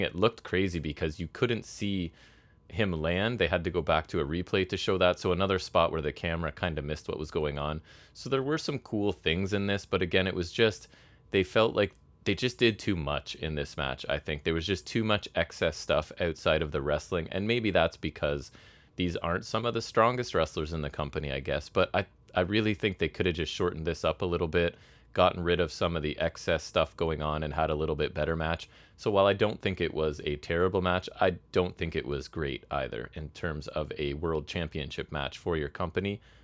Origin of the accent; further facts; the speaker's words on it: Canada; I'm a Canadian person